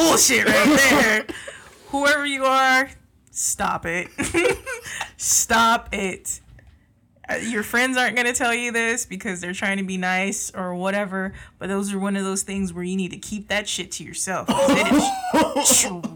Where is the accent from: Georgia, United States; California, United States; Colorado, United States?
California, United States; San Jose; accent: southern; I am born and raised in San Jose, California